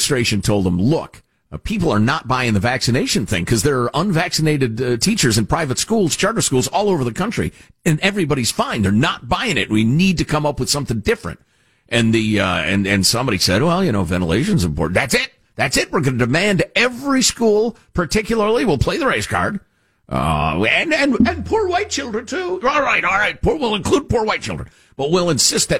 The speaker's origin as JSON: {"language": "English", "region": "Illinois", "country": "United States", "tie": "born or raised there", "also_born_or_lived": "New Jersey", "moved": "yes", "said": "I grew up in Illinois"}